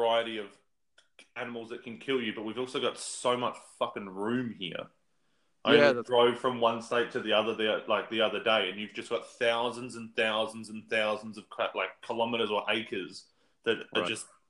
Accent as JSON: {"language": "English", "country": "Australia"}